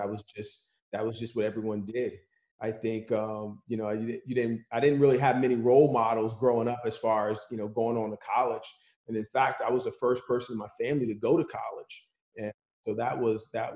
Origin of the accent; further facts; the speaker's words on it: Hamilton, New Jersey, United States; I grew up single-parent household in Hamilton, New Jersey